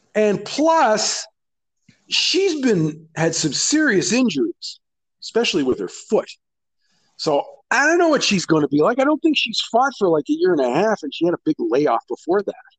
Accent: Canada; I'm Canadian

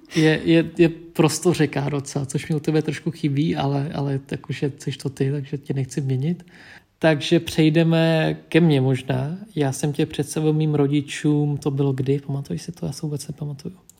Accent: Czechia; Czech is a second language; also born or lived in Vietnam; já jsem původem z Větnamu, vyrůstal jsem v Čechách, identifikuju se jako český Větnamec

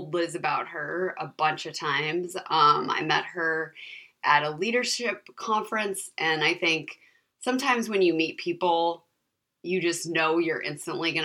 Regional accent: California, United States; I was raised in California

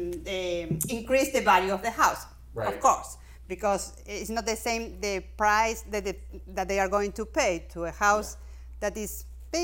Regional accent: Argentina; English is a second language; moved away as an adult; now in Maryland, United States; we are originally from Argentina

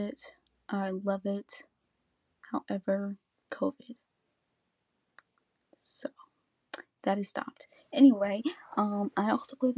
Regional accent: United States; I am a high school senior in America. I am African American female

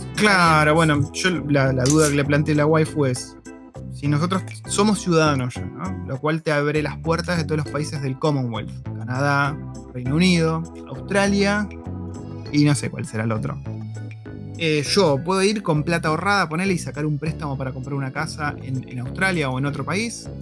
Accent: Argentina; nuestros abuelos, creería que de casi todos nosotros, o tatarabuelos, se vinieron de Europa buscando una mejor oportunidad en Argentina

